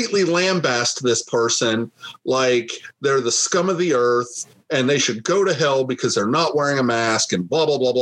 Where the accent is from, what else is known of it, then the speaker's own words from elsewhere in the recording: United States; as an American